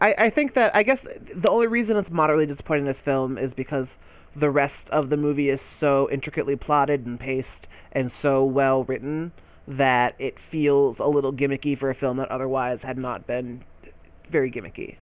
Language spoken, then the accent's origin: English; United States; I'm fucking American, so I don't gotta learn no goddamn French.